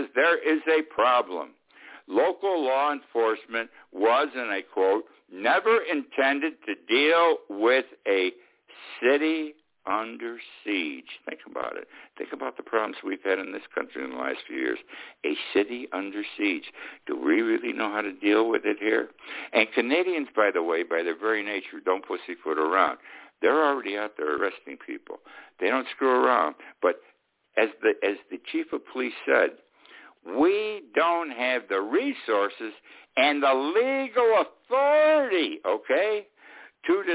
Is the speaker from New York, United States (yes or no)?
yes; Utica, New York, United States; my hometown of Utica.